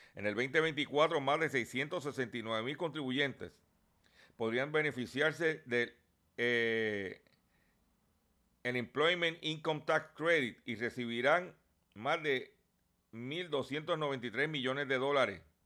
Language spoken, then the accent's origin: Spanish; Lares, Puerto Rico; allá en mi pueblo de Lares